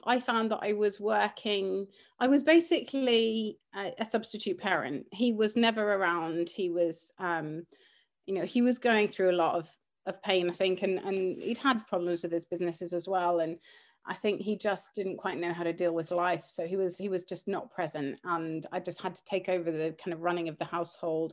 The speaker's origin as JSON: {"language": "English", "country": "Cyprus", "tie": "born or raised there", "also_born_or_lived": "Cumbria", "moved": "yes", "said": "growing up in Cyprus at the time when I was, uh, kind of from the age of five"}